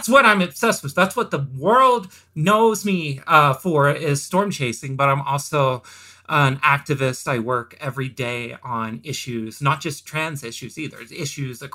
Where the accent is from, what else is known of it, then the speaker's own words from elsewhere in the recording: Velma, Oklahoma, United States; growing up in Oklahoma, outside of a small town called Velma, Oklahoma, population 600